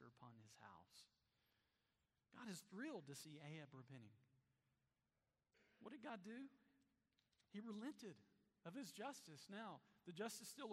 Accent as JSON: {"language": "English", "town": "Black", "region": "Alabama", "country": "United States", "tie": "born or raised there", "said": "my hometown of Black"}